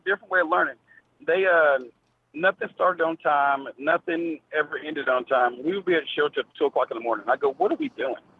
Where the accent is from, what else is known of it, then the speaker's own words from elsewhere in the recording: Memphis, Tennessee, United States; I'm from Memphis, so we in Memphis don't chop